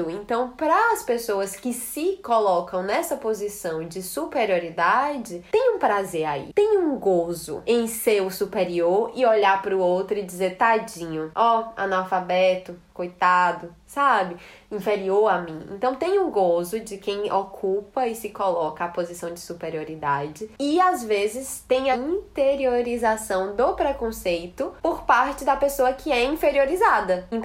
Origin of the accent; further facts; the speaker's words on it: Fortaleza, Ceará, Brazil; accent: Fortaleza; also born or lived in Natal; eu sou cearense, né? Mas como eu morei muito tempo em Natal, eu sinto que o, o cearenseis deu uma amenizada e misturou ali com várias gírias de Natal, mas eu ainda tenho um chiado que é muito do, do Ceará, né?